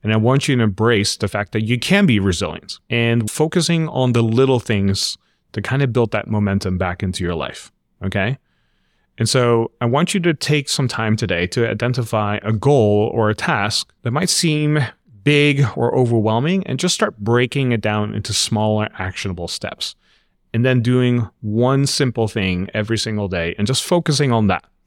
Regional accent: Netherlands; moved away as an adult; also born or lived in refugee camp, Philippines / Los Angeles, United States; about six months old, we end up immigrating to the Netherlands, where I grew up.

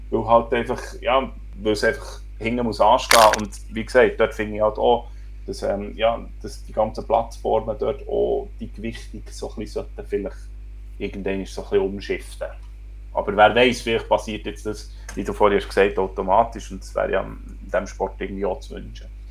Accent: Switzerland; als Schweizer Menschen

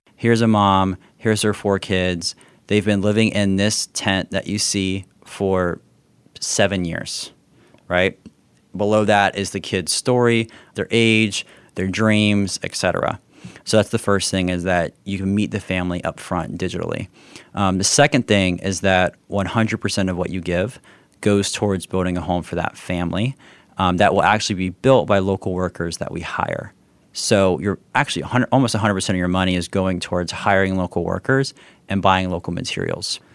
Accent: South Florida, United States; I grew up down in South Florida, so as close to Haiti.

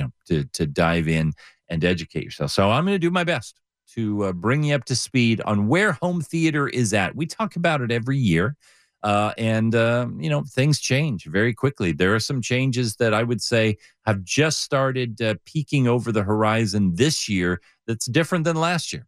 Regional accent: Southern California, United States; I grew up in Southern California

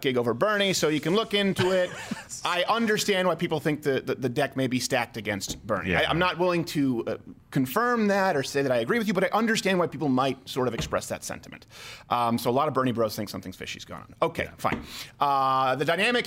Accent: Montreal, Quebec, Canada; I'm from Montreal

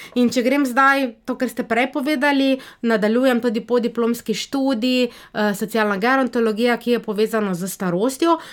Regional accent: Slovenia; also born or lived in Niš, Serbia / Belgrade, Serbia; jaz sem rojena slovenka

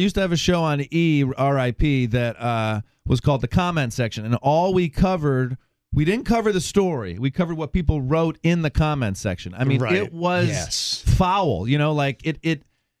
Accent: Midwest, United States; also born or lived in Michigan; I'm from the Midwest, and I used to drive from Michigan to Chicago

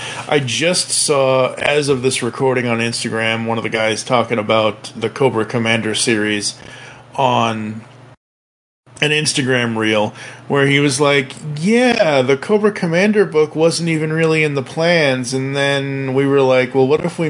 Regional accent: Italy; I'm from Italy. Transformers there were big, but not as big as here.

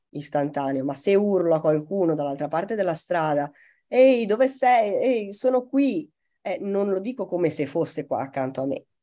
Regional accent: Italy; accent: Tuscan; io che ho un accento molto misto, quando urlo ho meno la C aspirata toscana

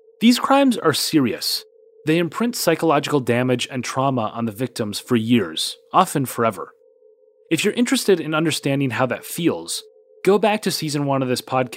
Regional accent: Minneapolis, Minnesota, United States; my hometown of Minneapolis, Minnesota

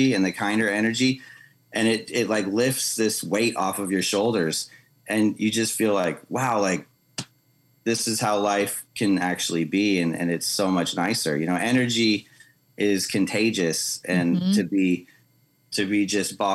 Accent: Southern California, United States; moved away as an adult; now in Arkansas, United States; growing up in California, in Southern California, and living there most of my life

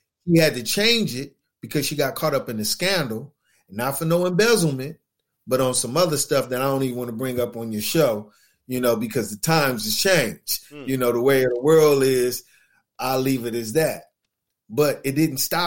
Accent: Los Angeles, California, United States; I grew up in West Los Angeles

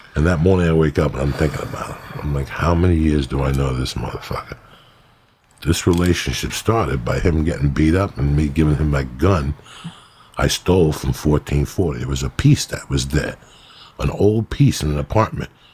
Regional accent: North Bergen, New Jersey, United States; also born or lived in New York; I grew up in North Bergen

